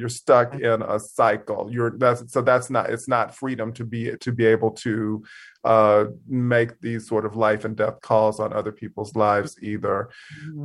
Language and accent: English; Mississippi, United States; moved away as an adult; being from Mississippi